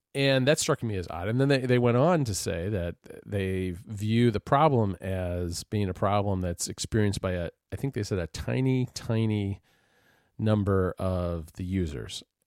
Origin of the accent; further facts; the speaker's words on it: United States; as an American